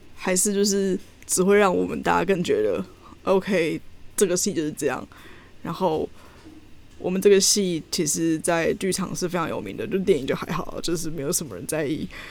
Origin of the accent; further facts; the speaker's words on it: Taiwan; moved away; 我们这两个台湾人